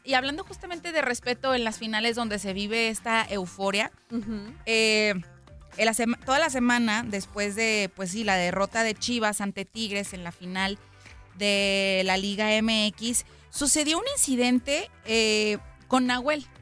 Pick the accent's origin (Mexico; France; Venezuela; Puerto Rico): Mexico; nosotros, a donde vayamos los mexicanos y demás, somos embajadores de, nuestra nación